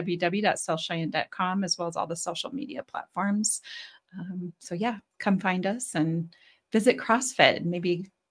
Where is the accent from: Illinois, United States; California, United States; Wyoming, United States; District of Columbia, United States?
Wyoming, United States; Gillette; now in Cheyenne, United States; I'm from Gillette.